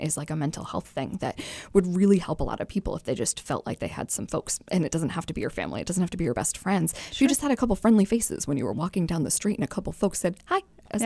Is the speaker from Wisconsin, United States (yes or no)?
no; Londonderry, New Hampshire, United States; also born or lived in Concord / Virginia; So I was born in Concord, lived in Virginia for a few years when I was a kid, and then moved back to New Hampshire in fifth grade.